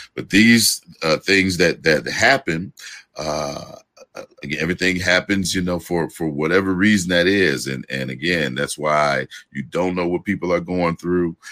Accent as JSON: {"language": "English", "town": "Gary", "region": "Indiana", "country": "United States", "said": "I'm from Gary, Indiana"}